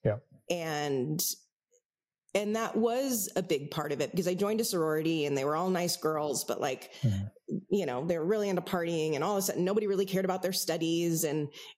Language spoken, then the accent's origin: English; San Francisco, California, United States; I grew up in San Francisco.